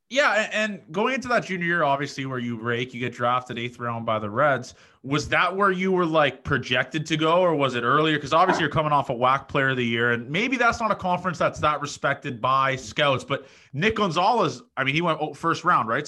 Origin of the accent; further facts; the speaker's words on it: Toronto, Ontario, Canada; moved away; also born or lived in Nebraska; I'm from Toronto